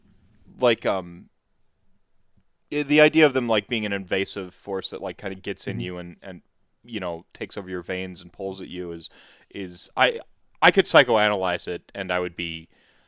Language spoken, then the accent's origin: English; United States